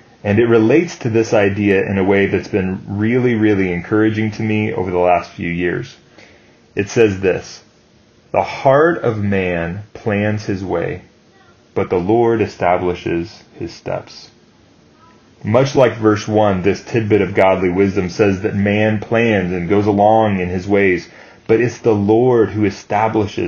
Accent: United States

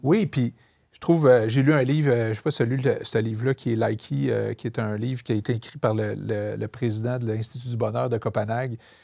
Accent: Montreal, Quebec, Canada; je viens de Montréal-Nord, je viens famille très modeste

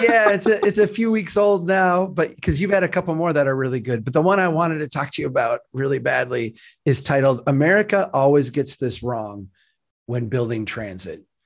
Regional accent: Brainerd, Minnesota, United States; Brainerd, Minnesota, my hometown, where I'm, I'm sitting right now

